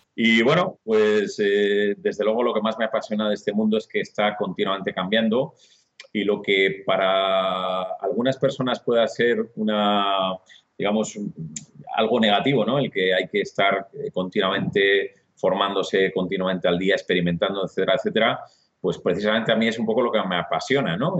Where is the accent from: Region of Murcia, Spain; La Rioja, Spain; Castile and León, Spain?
Castile and León, Spain; Burgos; soy un tío burgalés, ¿eh? orgulloso de mi, tierra